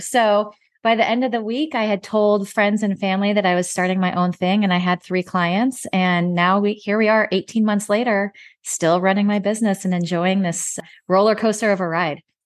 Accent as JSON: {"language": "English", "region": "Nebraska", "country": "United States", "tie": "born or raised there", "also_born_or_lived": "Dallas, Texas", "moved": "as an adult", "lives_now": "Fort Worth, United States", "said": "my home state of Nebraska"}